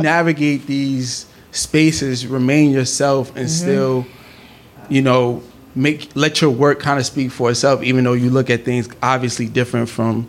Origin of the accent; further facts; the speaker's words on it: New York City, New York, United States; now in Atlanta, United States; I'm from Brooklyn, so it's hard for me to just act like I'm not from Brooklyn